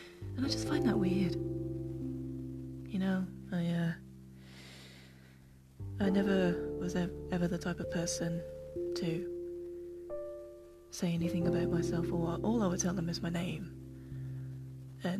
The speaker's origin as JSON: {"language": "English", "country": "United Kingdom", "tie": "born or raised there", "said": "I am very British. Not your typical Londoner. No, I was born and raised in a very small town. Still live here."}